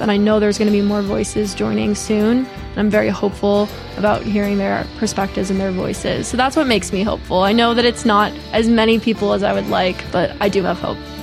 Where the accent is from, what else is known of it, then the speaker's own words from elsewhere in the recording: Connecticut, United States; I grew up in Connecticut